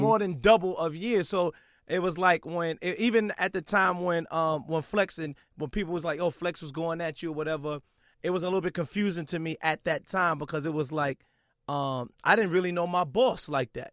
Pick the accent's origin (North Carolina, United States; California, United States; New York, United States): New York, United States; New York City; I'm from Brooklyn